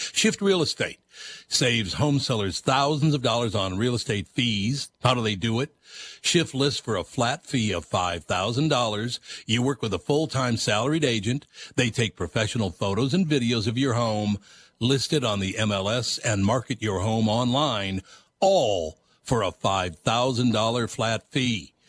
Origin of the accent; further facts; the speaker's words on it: Minneapolis, Minnesota, United States; Look, I grew up in North Minneapolis.